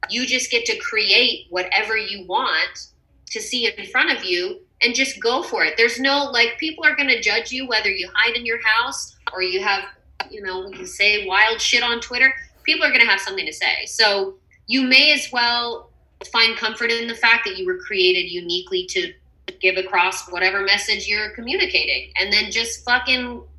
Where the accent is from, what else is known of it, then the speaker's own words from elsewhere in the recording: Texas, United States; Uh, it does remind me of being home.